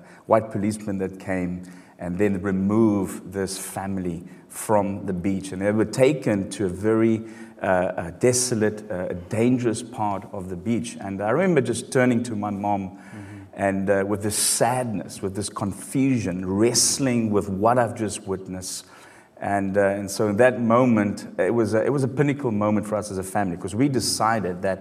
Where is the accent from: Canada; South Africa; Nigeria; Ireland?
South Africa; Cape Town, Western Cape; now in Belfast, United Kingdom; I'm originally from Cape Town, South Africa, the Rainbow Nation. It's a diverse nation, and growing up during the apartheid era